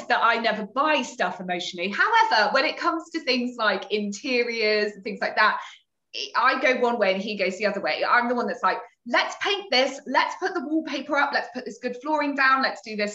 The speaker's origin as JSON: {"language": "English", "town": "Torquay", "region": "South West England", "country": "United Kingdom", "moved": "as an adult", "lives_now": "London, United Kingdom", "said": "I came to London when I was 18. I'm originally from Torquay in Devon."}